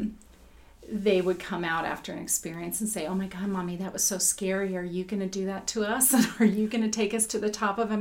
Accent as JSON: {"language": "English", "region": "Indiana", "country": "United States", "tie": "born or raised there", "said": "growing up in Indiana"}